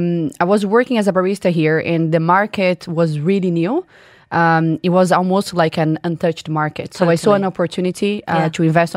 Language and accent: English; Brazil; moved away as an adult; now in Dubai, United Arab Emirates; I'm originally from Brazil.